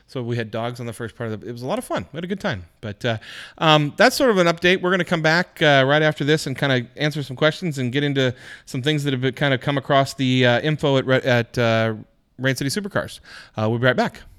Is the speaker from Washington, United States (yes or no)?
yes; Washington, United States; growing up in Washington, I had never been to Lake Chelan.